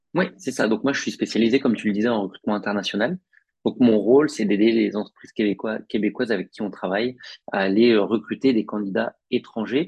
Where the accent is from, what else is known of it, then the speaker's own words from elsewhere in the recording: Picardy, Hauts-de-France, France; moved away as an adult; also born or lived in Paris; now in Montreal, Canada; moi je suis originaire de Picardie